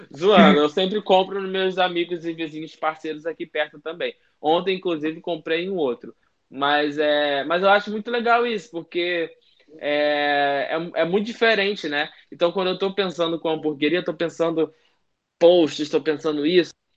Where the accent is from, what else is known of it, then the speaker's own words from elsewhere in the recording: Rio de Janeiro, Brazil; só eu sou do Rio